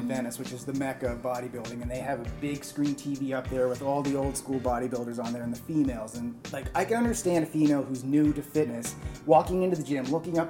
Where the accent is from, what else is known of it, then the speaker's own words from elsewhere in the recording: India; I'm Indian, and my question to you guys is, many trainers in India advise their female clients not to do certain kinds of exercises